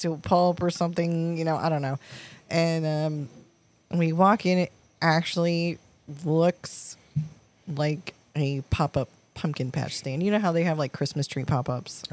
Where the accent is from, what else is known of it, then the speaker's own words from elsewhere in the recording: Massachusetts, United States; also born or lived in Michigan; now in St. Petersburg, United States; growing up in Massachusetts